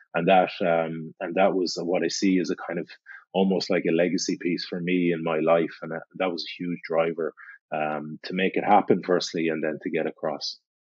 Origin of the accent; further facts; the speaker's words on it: Galway, Connacht, Ireland; Galway on the west coast of Ireland? Because it's my hometown